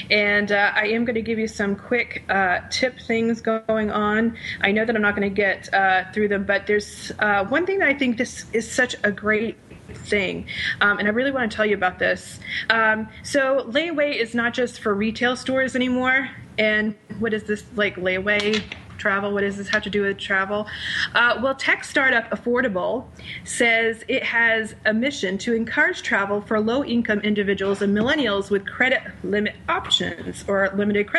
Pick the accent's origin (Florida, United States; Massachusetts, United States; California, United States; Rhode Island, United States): Rhode Island, United States; Rhode Island, my home state